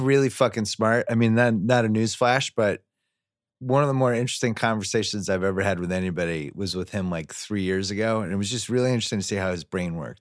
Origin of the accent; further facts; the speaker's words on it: Boston, Massachusetts, United States; I'm from Boston